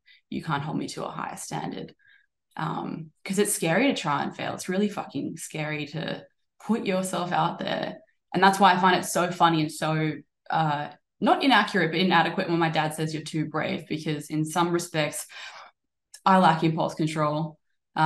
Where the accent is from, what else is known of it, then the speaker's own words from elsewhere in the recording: Australia; I am from Australia